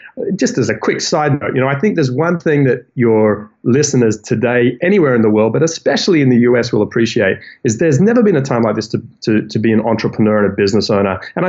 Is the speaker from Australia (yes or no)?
yes; New South Wales, Australia; I'm from New South Wales, where Sydney is located.